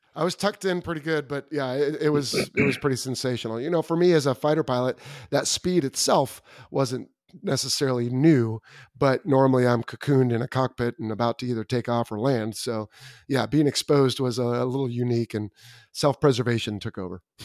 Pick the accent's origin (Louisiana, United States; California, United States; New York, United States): California, United States; Southern; I grew up in Southern California